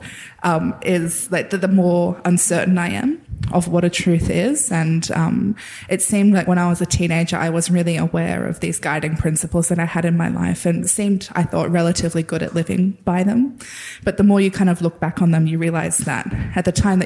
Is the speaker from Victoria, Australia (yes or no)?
no; the Namoi, northwest New South Wales, Australia; I grew up on the Namoi, which is a really massive river that kind of runs up the northwest of New South Wales.